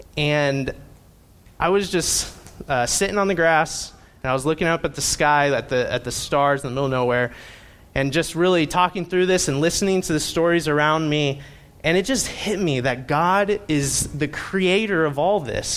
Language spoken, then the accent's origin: English; Indiana, United States; I grew up in Indiana